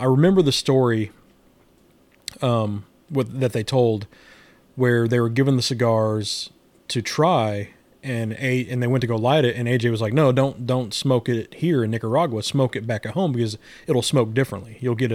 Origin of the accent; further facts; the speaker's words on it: Midwest, United States; I'm a Midwesterner and we're known to talk fast.